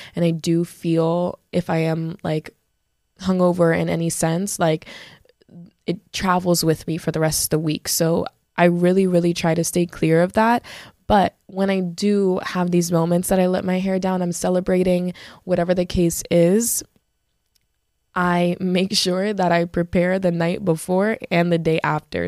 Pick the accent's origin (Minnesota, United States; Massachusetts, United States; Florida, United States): Florida, United States; Broward County; I grew up in Broward, I'm a Broward girly